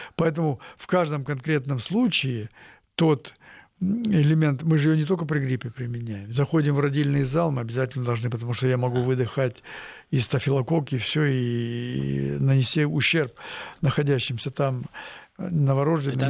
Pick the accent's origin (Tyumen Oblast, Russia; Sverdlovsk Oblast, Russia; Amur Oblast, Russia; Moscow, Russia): Tyumen Oblast, Russia; Tyumen